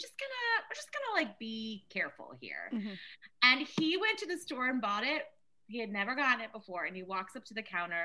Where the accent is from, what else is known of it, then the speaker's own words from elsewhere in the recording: Maryland, United States; moved away as an adult; also born or lived in New York; I'm from Maryland, so like this like small town.